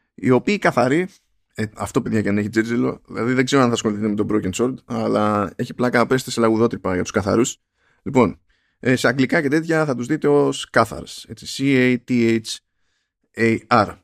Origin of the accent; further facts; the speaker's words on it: Greece; στα πιο ανατολικά. Πιο, στα μέρη μας